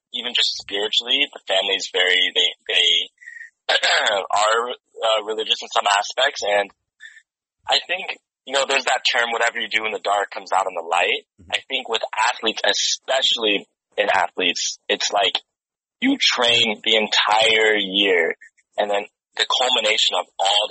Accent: San Diego, California, United States; I'm actually not from Watts. I'm from San Diego

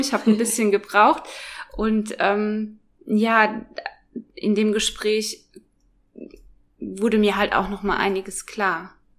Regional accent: Biblis, Hesse, Germany; moved away as an adult; now in Kempen, Germany; ursprünglich komme ich aber aus äh, Biblis, das ist in Südhessen. Ich bin da geboren und ähm, aufgewachsen

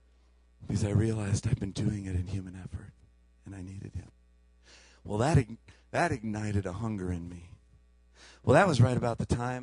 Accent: Chicago, Illinois, United States; We came from Chicago, and holy mackerel, there was cows and liquid manure and all kinds of great things.

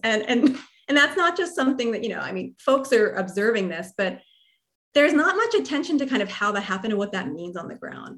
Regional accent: New Jersey, United States; I'm from New Jersey

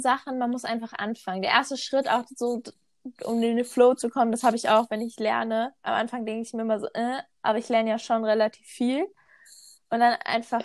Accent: North Rhine-Westphalia, Germany; moved away as an adult; now in Switzerland; ich komme aus NRW, aber lebe im Moment in der Schweiz

